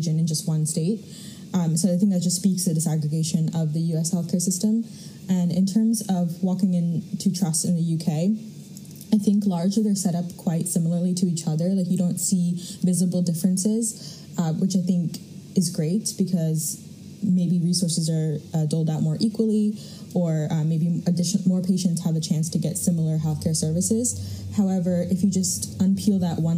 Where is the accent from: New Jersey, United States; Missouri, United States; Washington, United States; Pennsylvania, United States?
New Jersey, United States; Princeton; moved away; also born or lived in London; where I grew up in Princeton, New Jersey